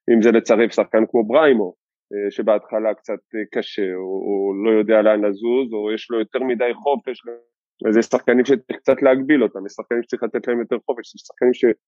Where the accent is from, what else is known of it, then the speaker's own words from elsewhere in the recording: Givatayim, Tel Aviv District, Israel; גדלתי בגבעתיים